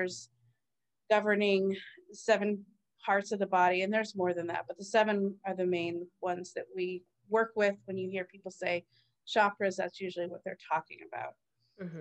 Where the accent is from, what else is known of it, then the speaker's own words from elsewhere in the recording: East Coast, United States; I grew up on the East Coast